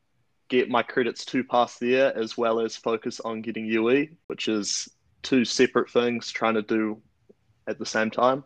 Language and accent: English; Upper Hutt, Wellington, New Zealand; I'm from Upper Hutt, Wellington. I go to Heretonga College and I'm 18 years old.